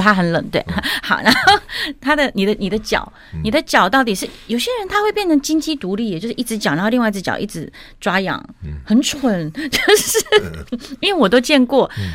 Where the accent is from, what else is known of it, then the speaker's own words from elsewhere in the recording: Taichung, Taiwan; 我台中人嘛，是。所以我在东海大学的那个大球场上哇，练唱，哦。那我爸是东海的教授